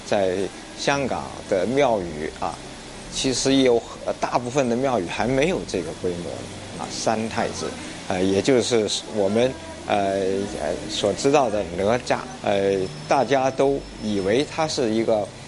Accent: Wuhua, Guangdong, China; 我家乡五花，也确实就是咔咔咔，就是打石头的

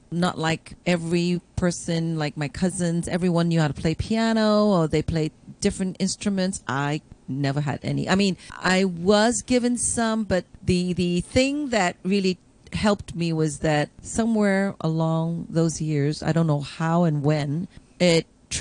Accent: Hong Kong; now in Toronto, Canada; growing up in Hong Kong

